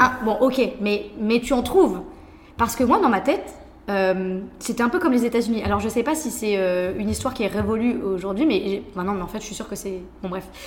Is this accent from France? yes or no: yes; France; moved away; also born or lived in Taiwan; en tant que Français, on est beaucoup plus direct